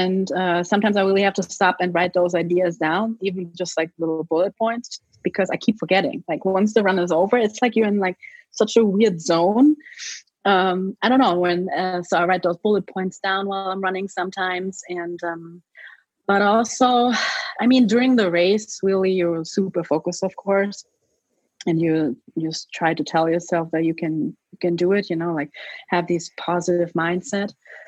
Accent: New York, United States; So going into New York, I was like, okay, this is fun. You know, it's my hometown. You know, all my friends are here.

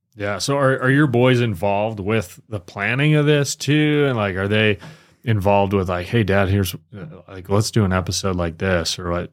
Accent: Michigan, United States; moved away; I grew up in Michigan

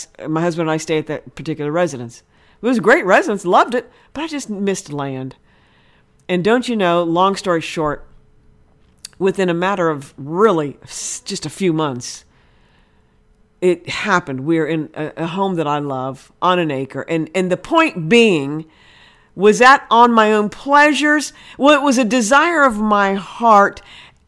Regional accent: Ohio, United States; moved away; I'm originally from Ohio, been down here 30 years, but I miss the green, huge fields of Ohio

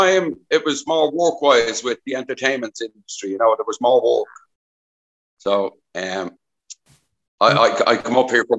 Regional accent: Dublin, Leinster, Ireland; moved away as an adult; also born or lived in Caleta de Fuste, Spain; now in Corralejo, Spain; I'm originally from Dublin. I came to Fuerteventura just over 5 years ago.

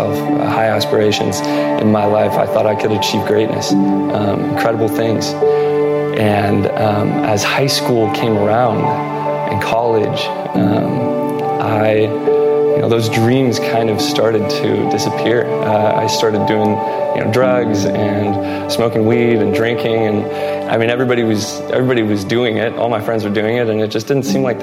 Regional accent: Pleasanton, California, United States; I was born and raised in Pleasanton most of my life

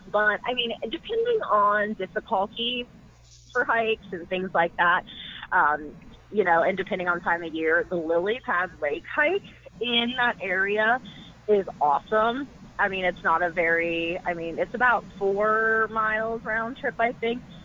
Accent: Midwest, United States; I'm from the Midwest

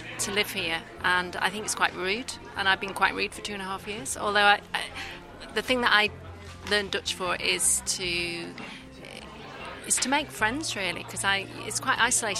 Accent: England, United Kingdom; moved away as an adult; now in Netherlands; I'm from England, and I've been here for about 2.5 years. I am learning Dutch.

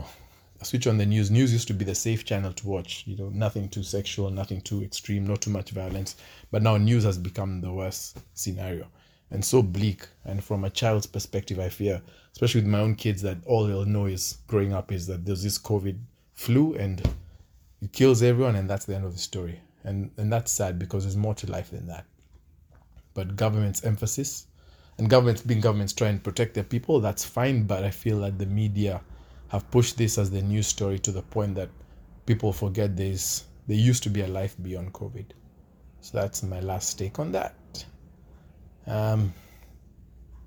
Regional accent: Kenya; where I'm from Kenya

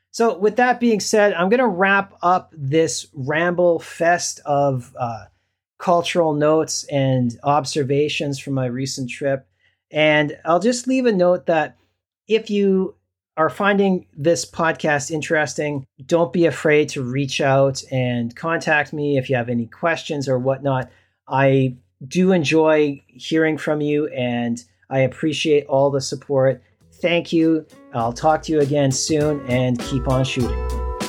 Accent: Canada; now in South Korea; I'm a Canadian passport holder, I'm, I'm coming home.

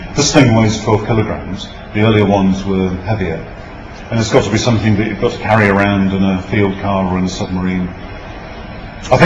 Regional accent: United Kingdom; I'm British

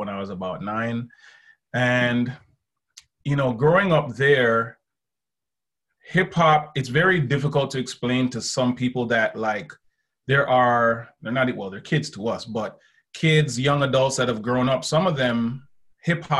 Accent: Canada; growing up in Canada

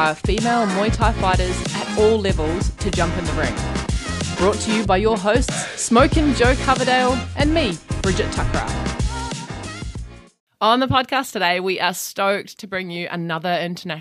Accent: New Zealand; now in Melbourne, Australia; I'm from New Zealand, which isn't too far away

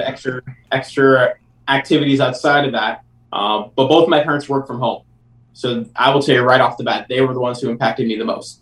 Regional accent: New Hampshire, United States; moved away; I'm originally from New Hampshire

